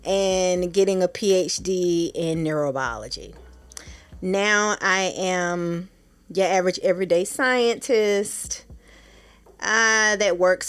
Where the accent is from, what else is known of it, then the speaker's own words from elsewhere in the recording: Durham, North Carolina, United States; moved away as an adult; also born or lived in Atlanta, Georgia; now in Washington, D.C. area, United States; I am from originally Durham, North Carolina, the Bull City.